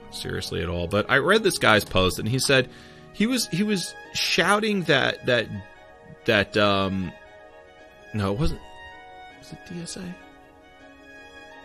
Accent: New York, United States; accent: New York; my New York accent.

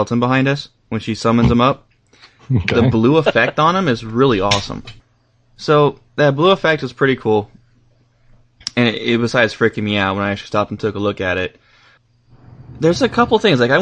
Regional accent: California, United States; I'm from California

